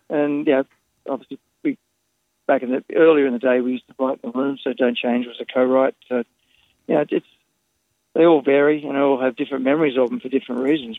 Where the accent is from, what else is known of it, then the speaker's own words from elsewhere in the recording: Sydney, New South Wales, Australia; now in Los Angeles, United States; I grew up in French's Forest